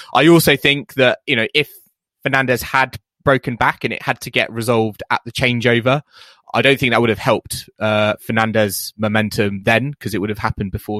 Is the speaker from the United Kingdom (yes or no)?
yes; United Kingdom; we are British fans